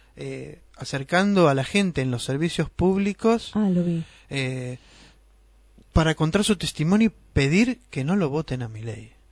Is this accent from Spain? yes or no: no; Argentina; una tradición que tenemos los argentinos